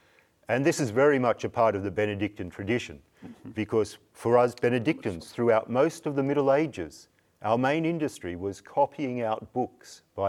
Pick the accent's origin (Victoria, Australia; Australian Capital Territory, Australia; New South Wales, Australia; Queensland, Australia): Queensland, Australia; now in New Norcia, Australia; So I hail from North Queensland, which is a fairly remote part of Australia.